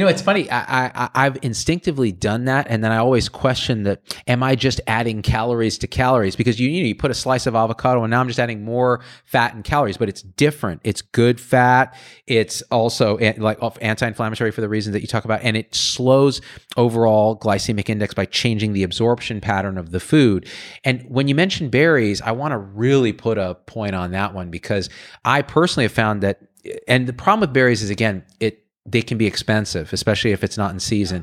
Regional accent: Clovis, California, United States; I grew up in Clovis, which is down the road

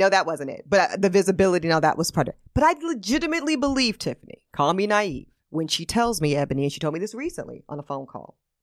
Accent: the South, United States; now in New York, United States; I'm also still from the South

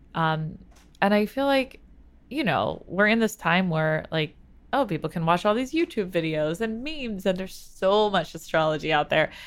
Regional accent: New York City, New York, United States; I grew up in New York City too

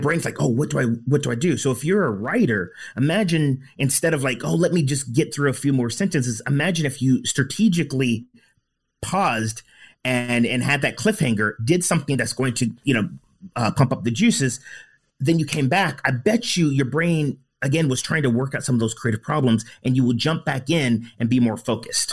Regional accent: United States; I grew up in the States

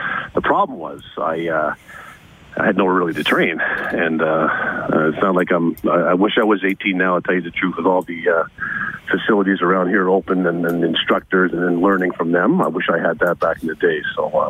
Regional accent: Toronto, Ontario, Canada; moved away as an adult; now in Edmonton, Canada; I grew up in Scarborough, Ontario, Canada.

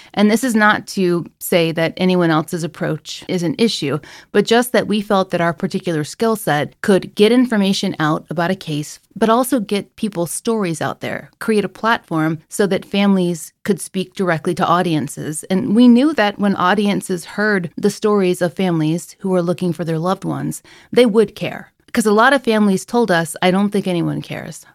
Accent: Atlanta, Georgia, United States; accent: Georgia; I was an English professor for more than a decade at Georgia State University in Atlanta, Georgia. That's where you can hear my accent come out

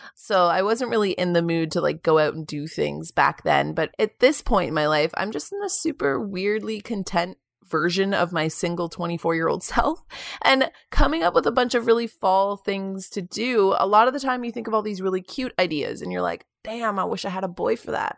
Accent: Kingston, Ontario, Canada; moved away as an adult; now in Toronto, Canada; Kingston, my hometown

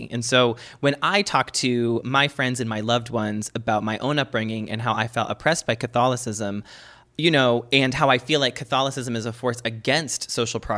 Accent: Boston, Massachusetts, United States; I'm from Boston, honey.

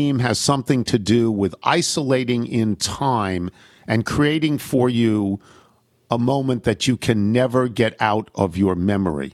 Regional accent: Long Island, New York, United States; Where I grew up on Long Island

